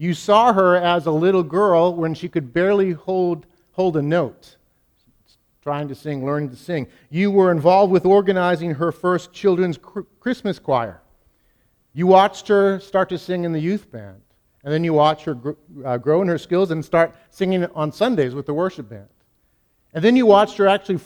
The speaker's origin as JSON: {"language": "English", "region": "New England", "country": "United States", "said": "I'm from New England"}